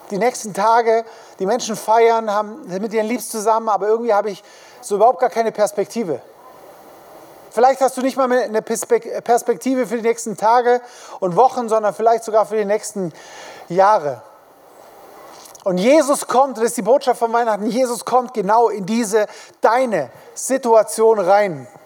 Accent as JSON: {"language": "German", "town": "Königsfeld", "country": "Germany", "said": "die kommen jetzt nicht unbedingt nach Hintertupfingen oder nach ähm, Königsfeld, wo ich herkomme, sondern sie kommen in die Großstädte, in die Hauptstädte"}